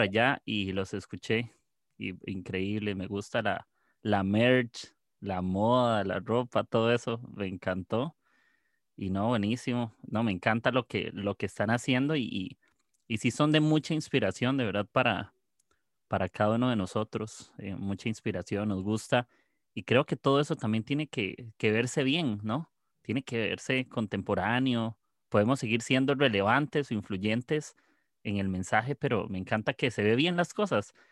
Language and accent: Spanish; Costa Rica; yo soy de, de Costa Rica.